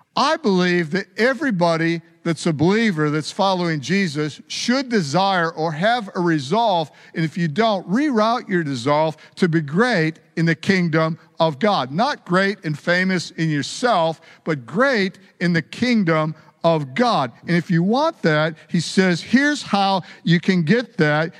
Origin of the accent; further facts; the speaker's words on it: United States; I was born in America. I've got an accent